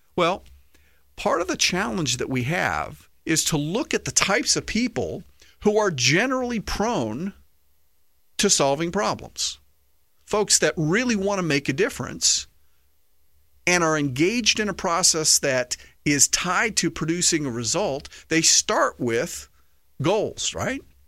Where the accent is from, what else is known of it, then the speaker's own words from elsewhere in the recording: United States; as American patriots